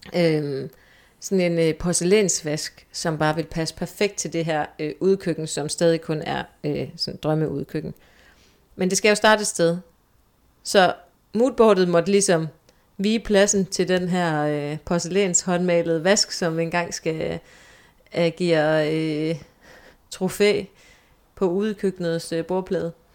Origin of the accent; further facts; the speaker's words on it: Skørping, North Denmark Region, Denmark; moved away as an adult; also born or lived in Aalborg; now in Copenhagen, Denmark; jeg er født i Nordjylland. Øhm, lige uden for Aalborg og har boet i det meste af, af, af min barndom og ungdomsliv i en lille by, der hedder Skørping.